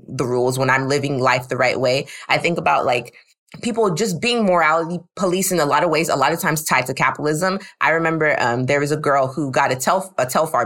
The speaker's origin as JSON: {"language": "English", "country": "Nigeria", "said": "I'm Nigerian"}